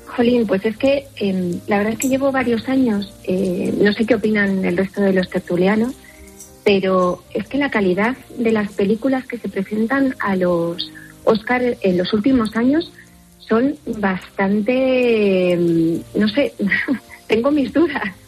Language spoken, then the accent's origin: Spanish; Argentina; now in Spain; Sí, soy argentina